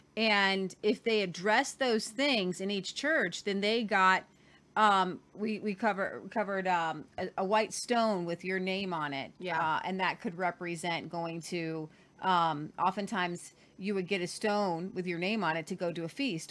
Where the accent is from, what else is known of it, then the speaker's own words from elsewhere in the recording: Ohio, United States; moved away as an adult; now in Oklahoma, United States; I'm from Ohio